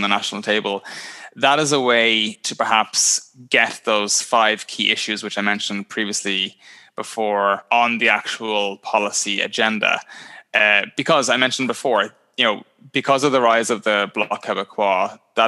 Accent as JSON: {"language": "English", "country": "Ireland", "moved": "yes", "lives_now": "Ontario, Canada"}